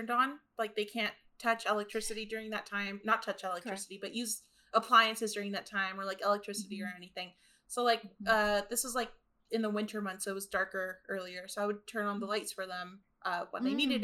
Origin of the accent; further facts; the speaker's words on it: Los Angeles, California, United States; also born or lived in Guatemala; I grew up in North Hollywood, California